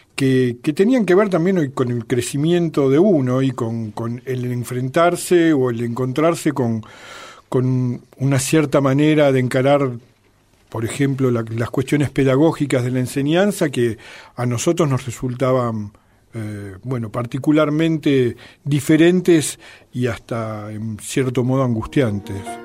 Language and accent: Spanish; Argentina; moved away as an adult; also born or lived in Soviet Union; los que veníamos de países capitalistas, bueno, en el caso nuestro de un país como la Argentina